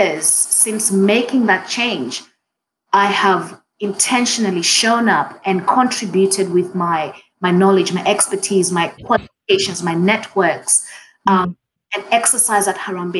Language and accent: English; Kenya; first language Swahili; English is a second language; moved away as an adult; now in Australia; as a Kenyan Australian